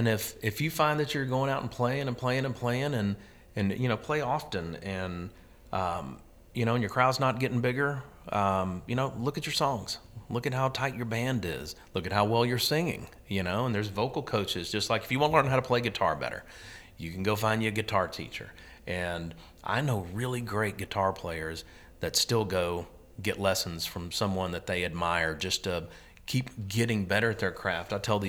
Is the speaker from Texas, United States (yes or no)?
yes; Texas, United States; there's a side of me that, you know, that's a Texan. Mm-hmm. And I'm like, man, I'm glad to be back in my home state